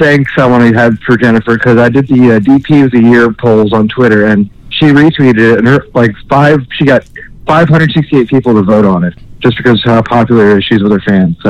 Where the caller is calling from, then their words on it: Orlando, Florida, United States; calling in from Orlando, Florida again.